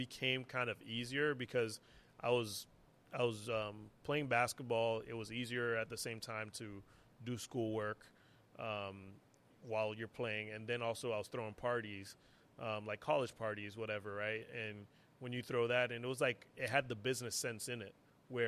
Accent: Haiti; moved away; also born or lived in Montreal, Canada / New York, United States; growing up in Haiti

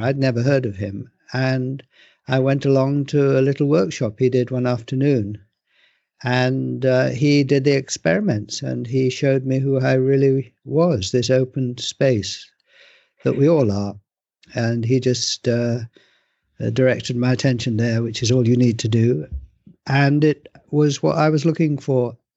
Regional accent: England, United Kingdom; I was born in England, I live in England

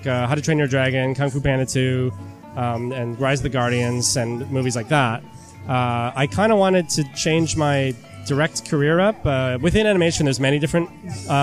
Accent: Michigan, United States; also born or lived in Southern California; now in Canada; I grew up in Michigan

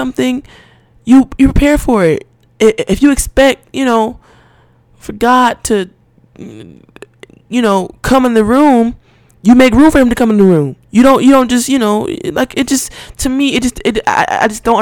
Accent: Atlanta, Georgia, United States; I grew up in Atlanta. Well, in Georgia

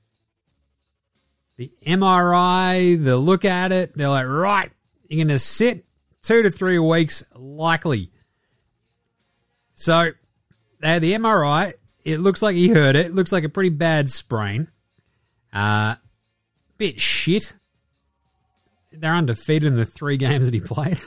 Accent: Ballarat, Victoria, Australia; I grew up in Ballarat

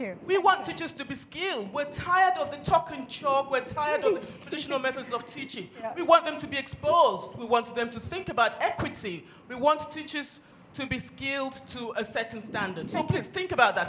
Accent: Nigeria; now in United Kingdom; I'm a Nigerian but based in the UK

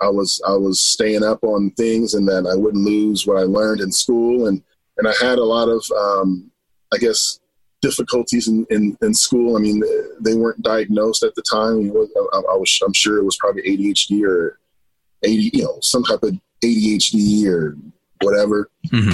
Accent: Los Angeles, California, United States; moved away as an adult; now in Idaho, United States; I am originally from Los Angeles, California. And growing up

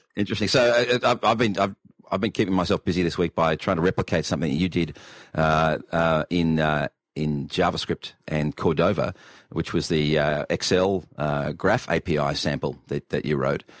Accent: Australia

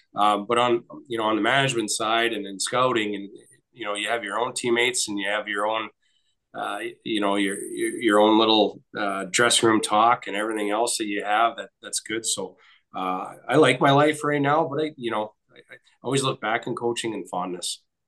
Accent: Nipigon, Ontario, Canada; grew up on just up the street from me in Nipigon

